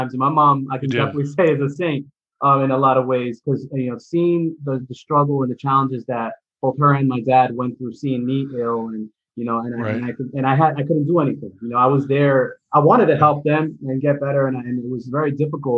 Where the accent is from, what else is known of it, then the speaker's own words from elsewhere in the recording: New York City, New York, United States; I'm a kid from the Bronx